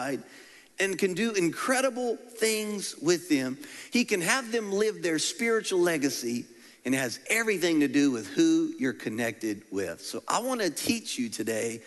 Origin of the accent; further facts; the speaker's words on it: Louisiana, United States; I'm from Louisiana